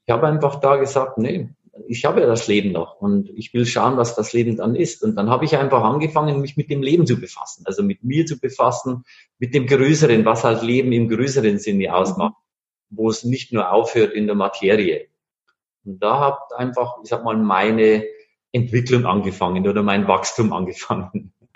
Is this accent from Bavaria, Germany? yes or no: yes; Bavarian Forest, Germany; moved away; Ich komme ursprünglich aus Bayern, aus dem Bayerischen Wald.